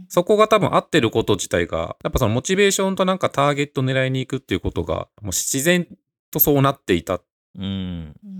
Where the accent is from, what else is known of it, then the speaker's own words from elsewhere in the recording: Osaka, Japan; moved away as an adult; also born or lived in Tokyo; now in Nagano, Japan; 僕がその大阪で生まれ育った